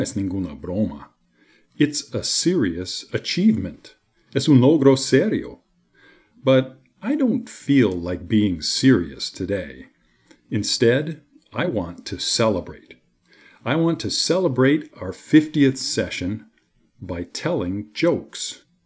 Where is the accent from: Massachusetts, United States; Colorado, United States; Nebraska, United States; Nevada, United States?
Massachusetts, United States; Boston; I'm from the United States, the city of Boston.